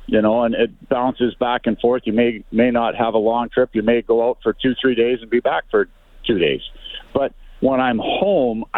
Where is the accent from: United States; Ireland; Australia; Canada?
Canada; as a Canadian kid